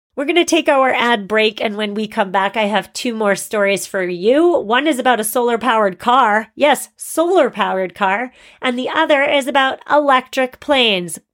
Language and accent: English; Massachusetts, United States; Massachusetts, my home state